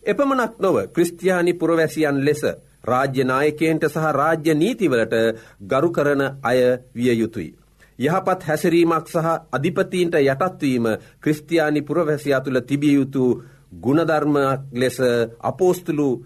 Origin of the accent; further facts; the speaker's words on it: Sri Lanka; අප උපන් රට අපි මැරෙන රට ශ්‍රී ලංකාවයි.